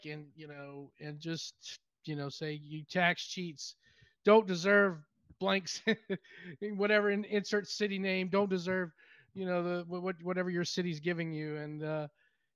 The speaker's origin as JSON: {"language": "English", "region": "Louisiana", "country": "United States", "said": "I'm from Louisiana"}